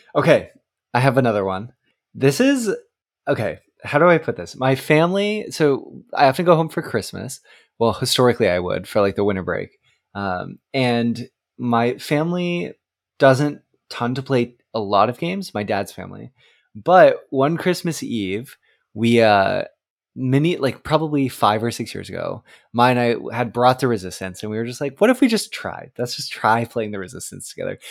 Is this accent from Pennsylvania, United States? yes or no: no; Oregon, United States; also born or lived in Texas; now in East Coast, United States; I grew up in Oregon on the West Coast and I live, now live on the East Coast